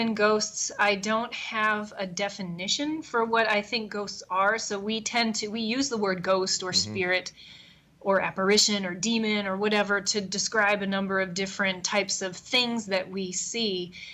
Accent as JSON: {"language": "English", "town": "Bel Air", "region": "Maryland", "country": "United States", "tie": "born or raised there", "moved": "as an adult", "lives_now": "Chicago, United States", "said": "I grew up in Maryland"}